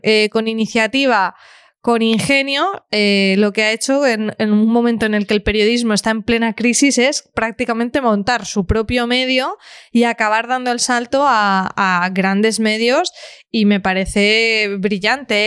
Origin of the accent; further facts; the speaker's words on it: Alcoy, Valencian Community, Spain; mi pueblo, de Alcoy